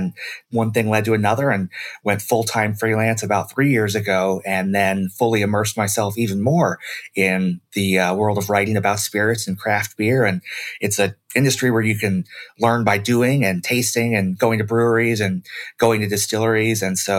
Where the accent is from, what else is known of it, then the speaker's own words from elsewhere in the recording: Michigan, United States; moved away as an adult; now in Brooklyn, United States; I really brought a lot of my roots from my home state of Michigan with me.